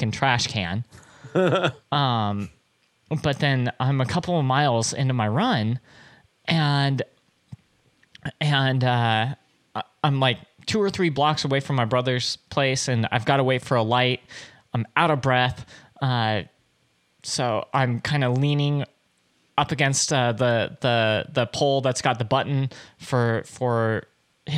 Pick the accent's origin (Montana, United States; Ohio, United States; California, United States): California, United States; Anaheim; I grew up in in Anaheim, which is mostly flat